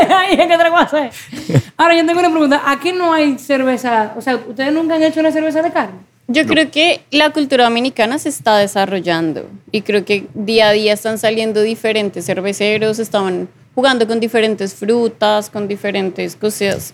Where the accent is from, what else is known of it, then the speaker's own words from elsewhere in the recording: Bogotá, Colombia; moved away as an adult; yo también soy colombiana, soy de Bogotá